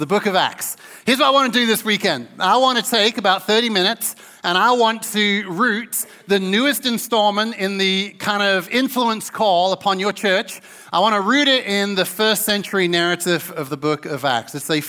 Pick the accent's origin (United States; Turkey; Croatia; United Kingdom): United Kingdom; Newmarket, East of England; born there; I was born in Newmarket, so just across the border in the mighty town of Suffolk, or the county of Suffolk.